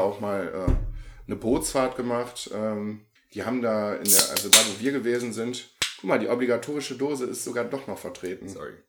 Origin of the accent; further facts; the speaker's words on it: Viersen, North Rhine-Westphalia, Germany; bei uns im Rheinland